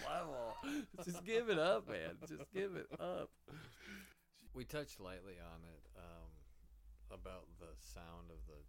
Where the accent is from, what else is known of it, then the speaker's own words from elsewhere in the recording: Midwest, United States; I am a Midwesterner.